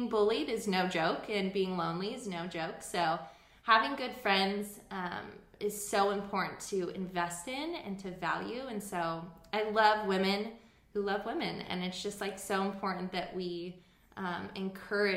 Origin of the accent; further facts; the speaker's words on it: Los Alamitos, California, United States; also born or lived in Huntington Beach, California; I'm originally from Los Alamitos in California, born and raised